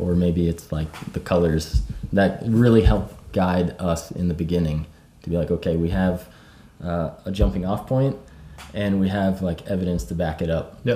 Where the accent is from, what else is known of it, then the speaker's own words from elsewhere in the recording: Maine, United States; I grew up in Maine in the United States.